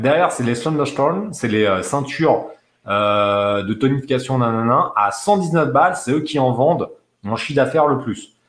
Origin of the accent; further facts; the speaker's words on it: France; En tant que Français